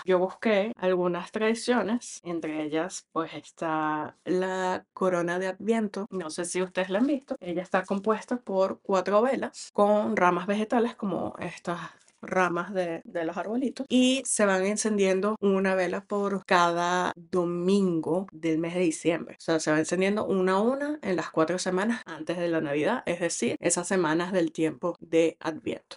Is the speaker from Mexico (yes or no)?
no; Venezuela; soy venezolana y tenemos mucha cultura navideñas